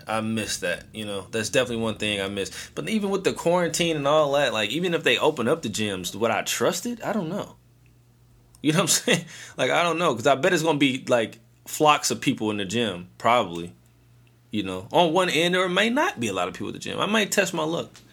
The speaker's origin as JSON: {"language": "English", "town": "St. Louis", "region": "Missouri", "country": "United States", "tie": "born or raised there", "said": "I am from St. Louis"}